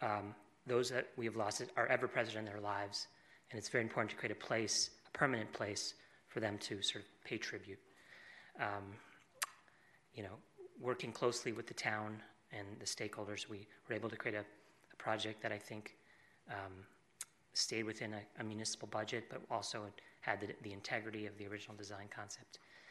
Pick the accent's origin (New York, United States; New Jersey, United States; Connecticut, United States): Connecticut, United States; I grew up in Connecticut